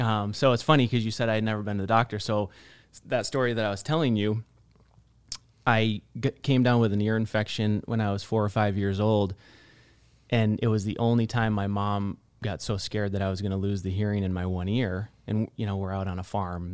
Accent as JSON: {"language": "English", "region": "northern Michigan", "country": "United States", "tie": "born or raised there", "also_born_or_lived": "California", "moved": "as an adult", "lives_now": "Scottsdale, United States", "said": "I've spent all of my life until twenty in northern Michigan."}